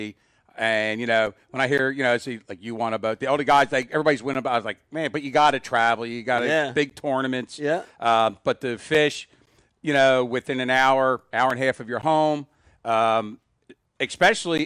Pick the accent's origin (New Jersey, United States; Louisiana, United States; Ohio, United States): New Jersey, United States; growing up in South Jersey